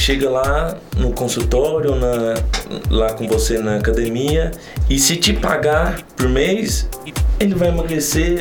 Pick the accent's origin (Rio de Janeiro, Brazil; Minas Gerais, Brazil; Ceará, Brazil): Minas Gerais, Brazil; Santa Vitória; moved away as an adult; now in Uberlândia, Brazil; eu não sou de Uberlândia, eu sou de Santa Vitória, uma cidade próxima de Uberlândia. Vim para Uberlândia no ano de 2015